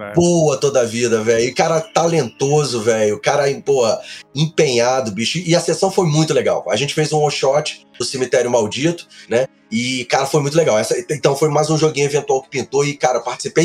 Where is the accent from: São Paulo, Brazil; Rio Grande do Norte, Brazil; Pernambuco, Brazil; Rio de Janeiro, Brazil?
Rio de Janeiro, Brazil; now in Brasília, Brazil; eu sou natural do Rio, né? Do Rio de Janeiro, mas eu moro em Brasília